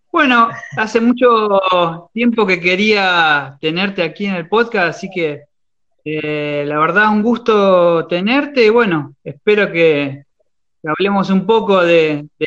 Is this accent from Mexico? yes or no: no; Chivilcoy, Buenos Aires Province, Argentina; soy de Chivilcoy, sí, de la provincia de Buenos Aires.